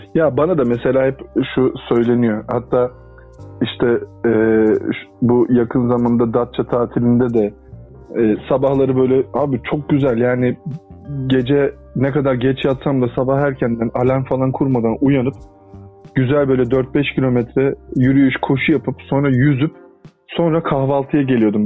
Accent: Turkey; also born or lived in Adana / Mersin; ben işte Adana'da ve Mersin'de büyüdüm. Çocukluğum e, oralarda geçti

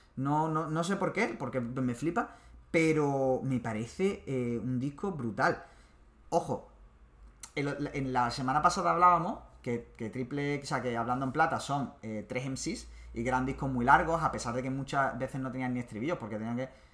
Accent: Málaga, Andalusia, Spain; la gente que somos de Málaga

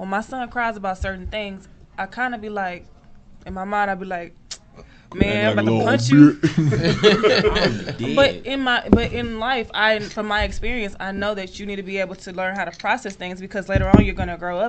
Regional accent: Dallas, Texas, United States; I grew up in the hood. I grew up in Oak Cliff.

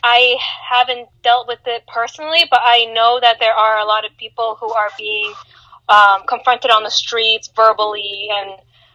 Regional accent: New York, United States; also born or lived in Boston; now in Plymouth, United States; I'm originally from New York, but I live in Plymouth, Massachusetts, but I'm a student in Boston.

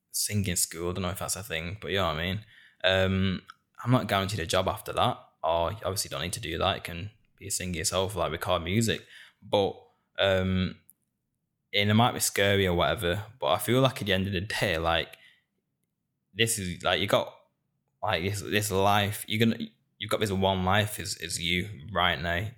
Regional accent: Bolton, North West England, United Kingdom; also born or lived in Hounslow; born in Hounslow, and I was raised in Bolton. Born in the South, and I was raised up north. Being a northerner in England is a massive part of who I am.

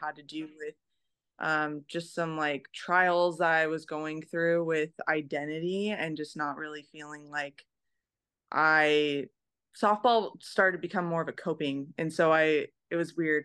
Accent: Merced, California, United States; moved away as an adult; now in Tokyo, Japan; I'm from Merced, California.

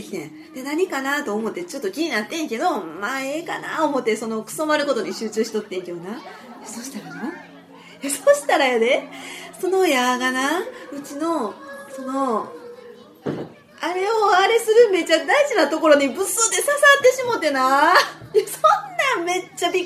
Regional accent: Kansai, Japan; accent: deep Kyoto-leaning Kansai dialect; 私は京都寄りの深めの関西弁

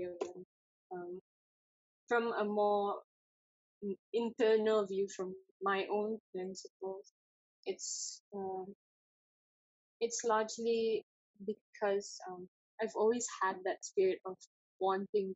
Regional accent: East Malaysia, Malaysia; me being East Malaysian

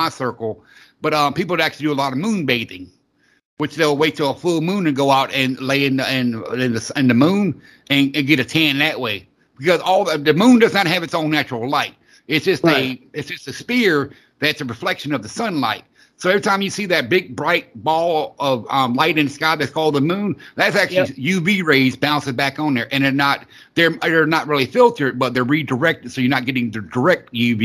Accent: the South, United States; I grew up in the South

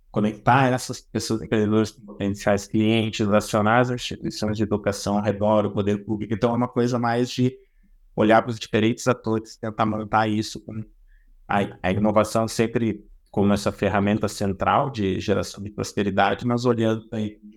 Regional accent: Rio Grande do Sul, Brazil; also born or lived in São Paulo; now in Florianópolis, Brazil; eu tenho 43 anos, eu sou do Rio Grande do Sul, mas já morei bastante tempo em São Paulo, hoje eu resido em Florianópolis.

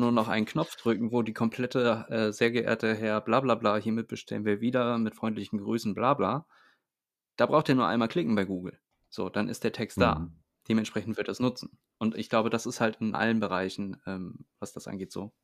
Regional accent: Itzehoe, Schleswig-Holstein, Germany; moved away

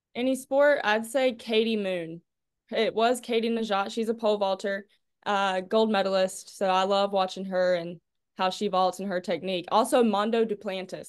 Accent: Clinton, North Carolina, United States; I'm from Clinton, North Carolina, little Farmville area, 1A school, super small.

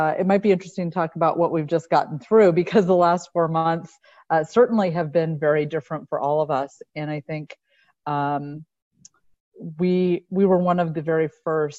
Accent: Lancaster, California, United States; I grew up in Lancaster, California

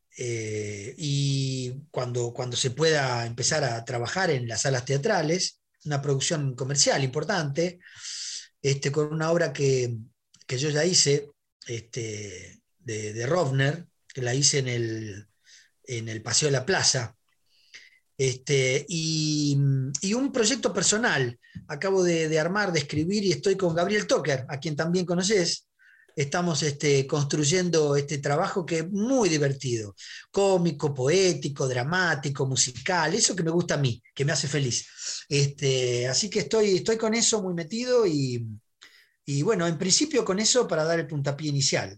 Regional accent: Uruguay; also born or lived in Madrid, Spain; now in Buenos Aires, Argentina; Mi infancia en Uruguay. Mi infancia en Uruguay, los tablados, la murga

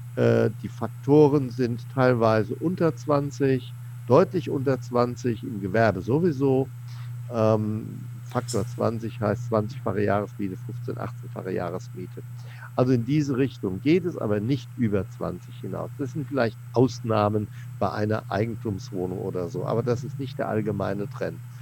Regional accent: Seligenstadt, Hesse, Germany; Seligenstadt, wo ich herkomme, gebürtig

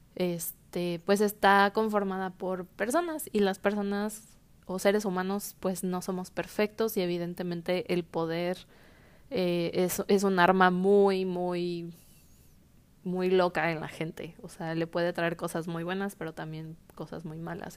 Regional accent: Mexico; nosotros como mexicanos

